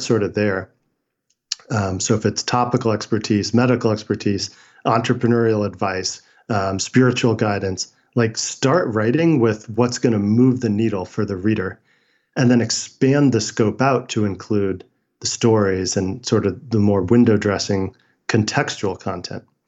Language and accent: English; San Francisco, California, United States; I was born in San Francisco in 1981.